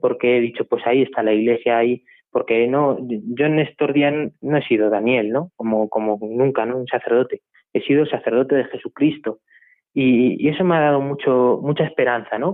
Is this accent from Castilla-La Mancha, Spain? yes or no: yes; La Puebla de Almoradiel, Castilla-La Mancha, Spain; also born or lived in Madridejos; soy de la Puebla de Moradiel, un pueblo también de aquí de La Mancha de, Toledo, de la provincia de Toledo